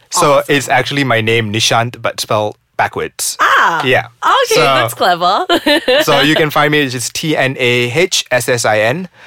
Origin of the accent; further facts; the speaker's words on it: Seremban, Negeri Sembilan, Malaysia; So I come from Seremban